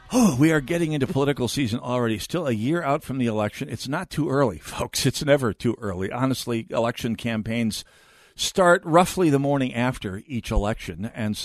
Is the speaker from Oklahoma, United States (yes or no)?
no; North Dakota, United States; I'm from North Dakota, which is Air Force, and oddly enough, Coast Guard country.